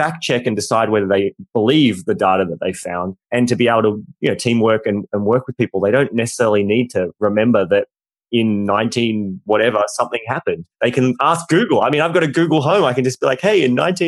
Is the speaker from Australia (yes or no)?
yes; Australia; we're both Australian